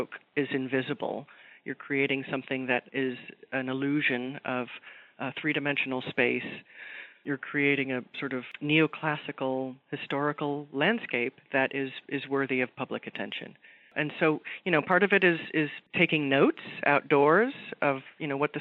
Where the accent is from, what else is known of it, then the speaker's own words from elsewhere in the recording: Los Angeles, California, United States; I'm from Southern California, and I've heard many artists coming from the Northeast to Los Angeles, where I grew up